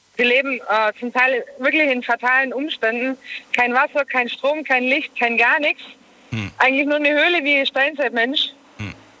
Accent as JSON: {"language": "German", "country": "Germany", "said": "Ich komme aus Deutschland"}